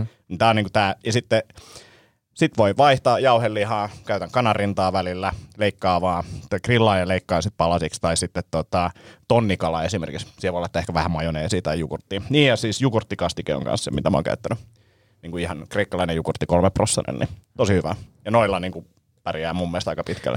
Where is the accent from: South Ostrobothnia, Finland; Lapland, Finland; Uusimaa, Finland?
Uusimaa, Finland; Vantaa; mä oon itse Martinlaaksosta kotosi